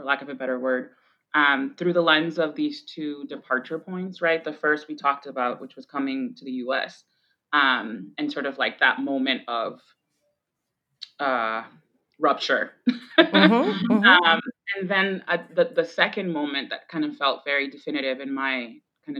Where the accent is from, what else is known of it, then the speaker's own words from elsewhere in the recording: Boston, Massachusetts, United States; first language Spanish; English is a second language; also born or lived in Roxbury, Boston; I grew up in the heart of Jamaica Plain. I grew up on Washington and Glen Road, like right that intersection right there